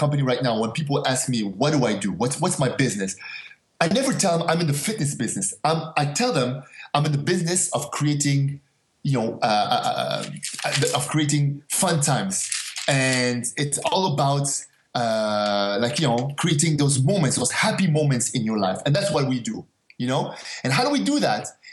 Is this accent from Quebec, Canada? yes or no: yes; Montreal, Quebec, Canada; also born or lived in Casablanca, Morocco; I grew up in Montreal, but I was actually born in Morocco, in Casablanca, Morocco. We left when I was 5 years old to go to Canada.